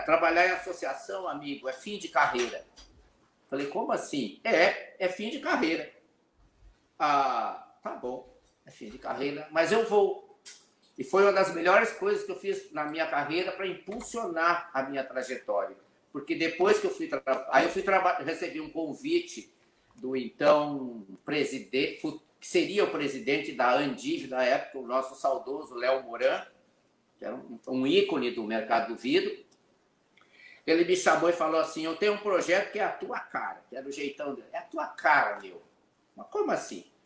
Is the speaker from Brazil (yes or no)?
yes; Cacequi, Rio Grande do Sul, Brazil; moved away; also born or lived in São Paulo; Eu nasci na cidade que é a capital da melancia, Cacequi. É lá Cacique. depois de Santa Maria, perto da fronteira com o Uruguai e com a Argentina. Eu sou gaúcho da fronteira